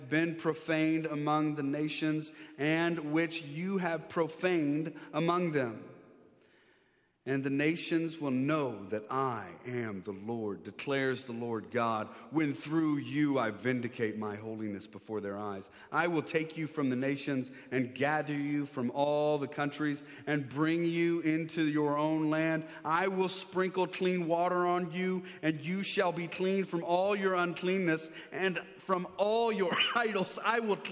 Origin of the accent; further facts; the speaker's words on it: Maryland, United States; now in Texas, United States; I grew up here in Maryland, went to high school, went to this church